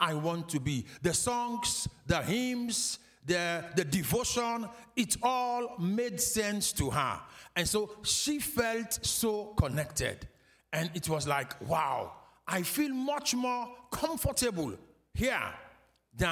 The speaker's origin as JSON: {"language": "English", "town": "Freetown", "region": "Western Area", "country": "Sierra Leone", "said": "we are from Freetown, Sierra Leone. So Sierra Leone is the country, and Freetown is the capital"}